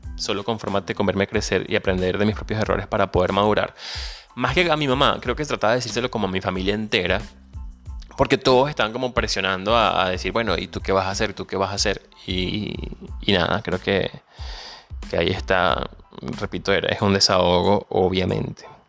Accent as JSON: {"language": "Spanish", "country": "Venezuela", "moved": "yes", "said": "Soy venezolano, emigrante, ciudadano del mundo y un soñador"}